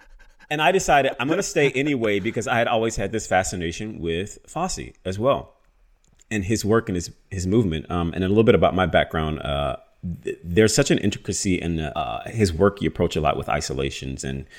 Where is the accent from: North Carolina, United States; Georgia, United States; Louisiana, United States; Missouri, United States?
Louisiana, United States; Baton Rouge; moved away; I remember being in New York living. I moved there from Louisiana, which is